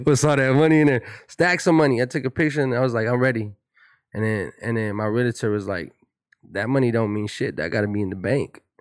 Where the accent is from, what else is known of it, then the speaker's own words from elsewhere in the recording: Pomona, California, United States; I'm from Pomona. I have a different, I have a different swag. I have a different kinda demeanor about myself, you know what I'm saying, when we, you know, growing up in Pomona